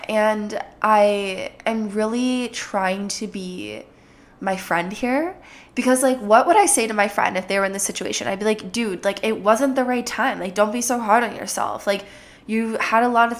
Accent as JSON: {"language": "English", "region": "Minnesota", "country": "United States", "accent": "Jersey", "said": "sometimes like a Jersey accent comes out, but I'm from Minnesota."}